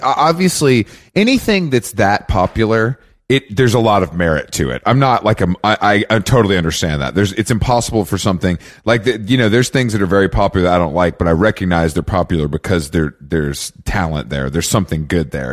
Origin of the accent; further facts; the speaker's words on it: Atlanta, Georgia, United States; I'm from Atlanta